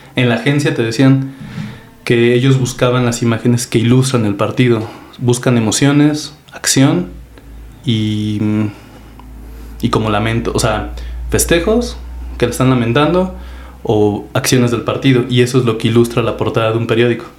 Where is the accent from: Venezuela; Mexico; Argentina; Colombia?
Mexico; Apizaco, Tlaxcala; tengo 34 años, de aquí a Pizaco, Tlaxcala